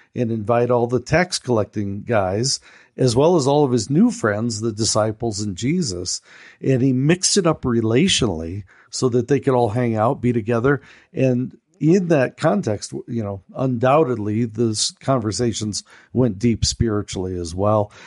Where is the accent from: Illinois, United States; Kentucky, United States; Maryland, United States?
Illinois, United States; Chicago; accent: American; we're from Chicago